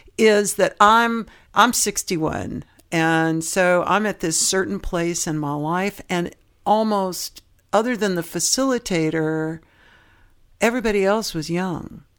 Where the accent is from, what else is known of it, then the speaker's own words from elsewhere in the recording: San Francisco Bay Area, California, United States; also born or lived in Knoxville, Tennessee; I'm from Knoxville, Tennessee. I was born, which is a third largest city in Tennessee, but it's, it has a town mentality in that everybody knew everybody. And my parents split up when I was young, and I ended up growing up in the San Francisco Bay Area